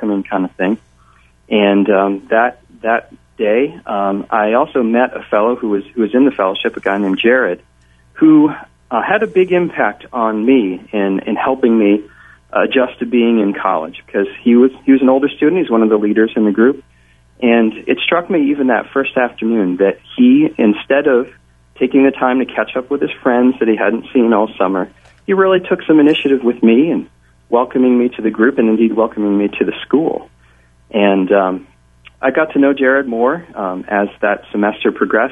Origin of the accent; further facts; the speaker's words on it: Pleasant Valley, New York, United States; moved away as an adult; also born or lived in Gettysburg, Pennsylvania; I grew up in the Hudson Valley, in Pleasant Valley, New York